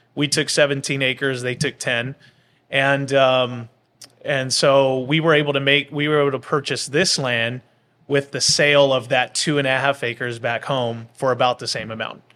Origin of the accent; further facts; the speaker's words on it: Bakersfield, California, United States; moved away as an adult; now in Pendleton, United States; my hometown